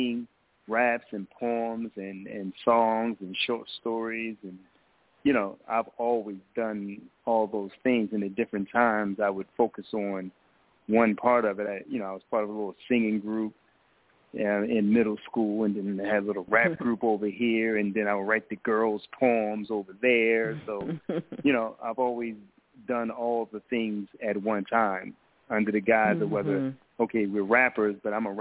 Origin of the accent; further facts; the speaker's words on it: Baltimore, Maryland, United States; moved away as an adult; now in Philadelphia, United States; I'm originally from Baltimore, but I currently live in Philadelphia, been here for 11 years now.